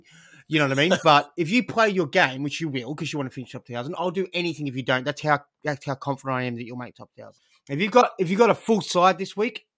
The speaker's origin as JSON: {"language": "English", "town": "Penrith", "region": "New South Wales", "country": "Australia", "first_language": "English", "said": "I'm a Labor boy. I'm from Penrith."}